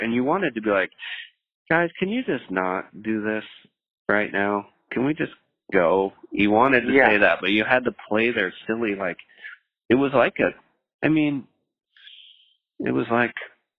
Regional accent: the Northwest, Pacific Northwest, United States; I was from the Northwest and I felt close to home

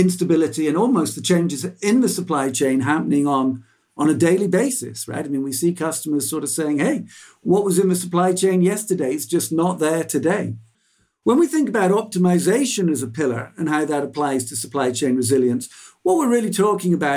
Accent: England, United Kingdom; there's a word that I grew up with in England called gazumping

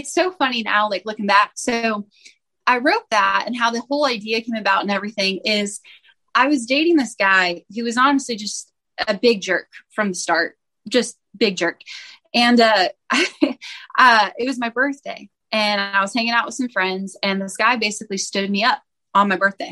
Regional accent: Bakersfield, California, United States; I'm from Bakersfield, California.

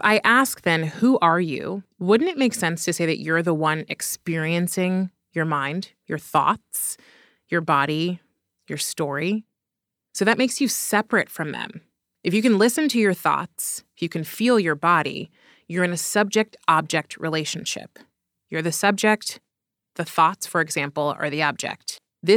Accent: Berkeley, California, United States; I was born in Berkeley, California

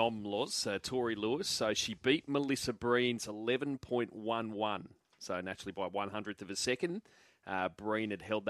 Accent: Australia; It was hard not to be enthralled, even as an Aussie cricket fan.

